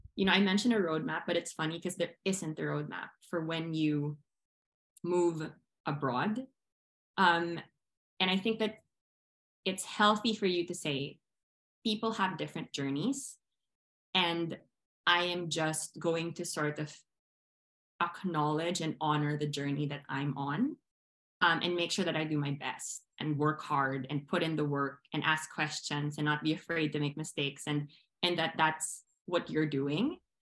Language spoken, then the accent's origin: English; Philippines; moved away as an adult; also born or lived in Manila; I am Filipino. I was born there, I was raised there.